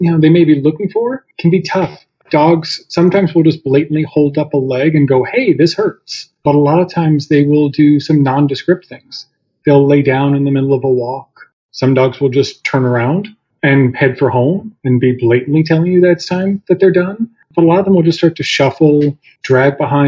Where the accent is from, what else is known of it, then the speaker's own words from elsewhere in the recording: New York City, New York, United States; moved away as an adult; I was born and raised in New York City